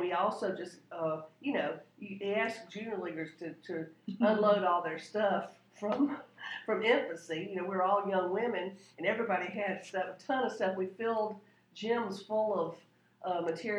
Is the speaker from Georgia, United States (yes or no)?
yes; Augusta, Georgia, United States; moved away as an adult; now in Louisville, United States; I grew up in Augusta, Georgia, and the league was a prominent organization in that town